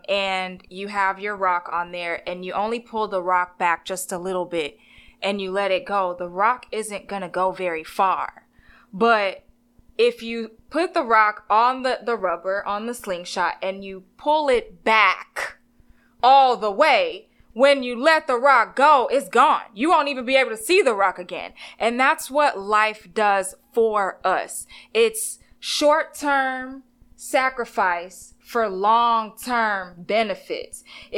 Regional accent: Texas, United States; I'm from Texas.

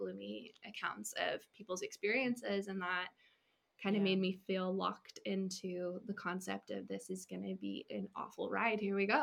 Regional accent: California, United States; moved away as an adult; also born or lived in Washington State; I'm from California, and I went to school in Washington State.

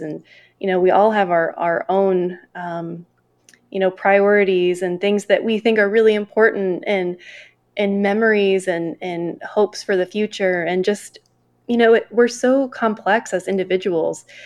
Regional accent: Northeast Ohio, United States; my backgrounds growing up in Northeast Ohio

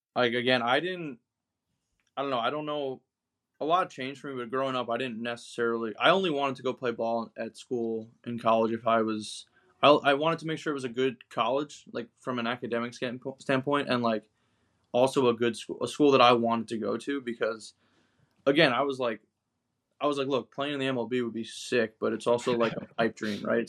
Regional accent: Long Island, New York, United States; moved away as an adult; also born or lived in Fairfield, Connecticut; I grew up in Long Island, New York, in the Northeast.

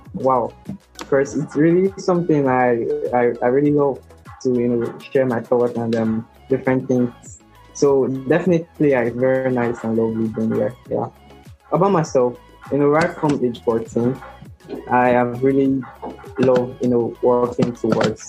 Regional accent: Nigeria; also born or lived in Lagos, Nigeria; I'm from Nigeria

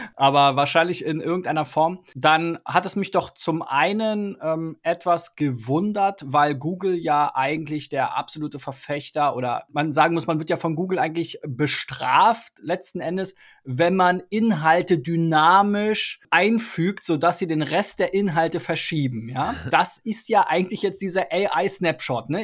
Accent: Germany; als Deutscher

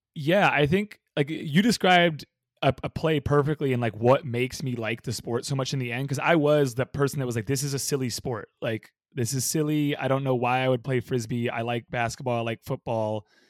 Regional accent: Bay Area, California, United States; moved away as an adult; now in San Diego, United States; I grew up in the Bay Area

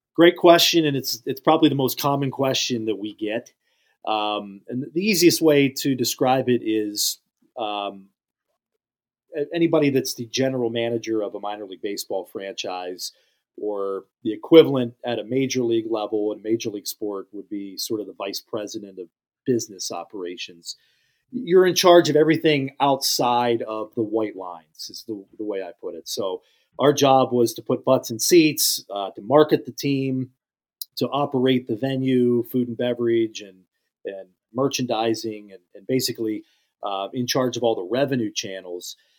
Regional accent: Western Pennsylvania, United States; I grew up in Western P

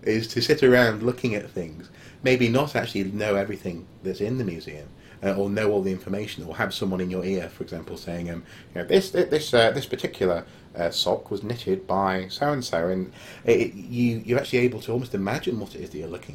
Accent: North Wales, United Kingdom; I grew up in North Wales, famously very patchy internet

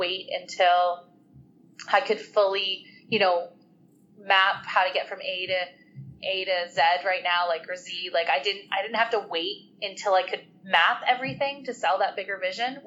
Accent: Canada; as Canadians

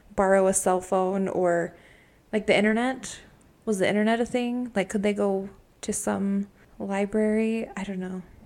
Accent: Utah, United States; we are from Utah

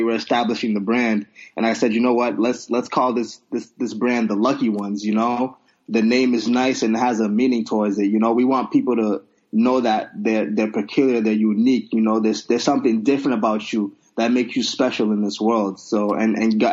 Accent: Nigeria; I'm Nigerian

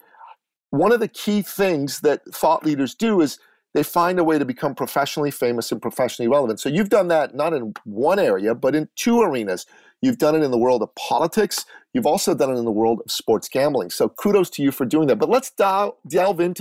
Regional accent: Iran; moved away; I'm a Christian from Iran, an Assyrian Christian

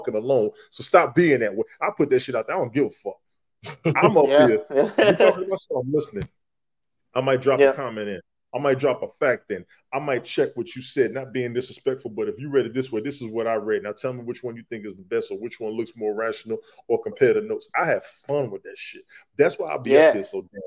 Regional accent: New York City, New York, United States; moved away; I'm originally from Queens

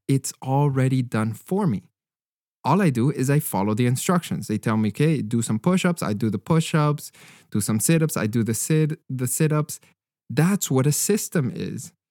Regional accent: Canada; as a Canadian

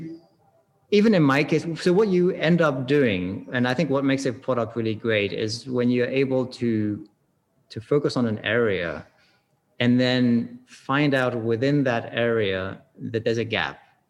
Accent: Switzerland; moved away; also born or lived in California / England (parents); I grew up in Switzerland, but I have English parents, so we drank tea a lot.

